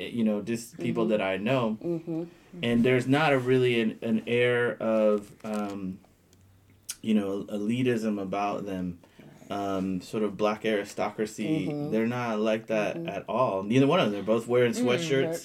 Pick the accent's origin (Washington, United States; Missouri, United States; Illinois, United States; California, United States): Missouri, United States; I grew up in Missouri